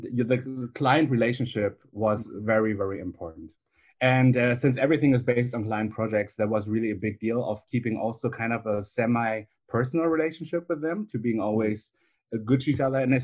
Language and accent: English; Germany; also born or lived in Beijing, China; my parents are from China. I grew up in Germany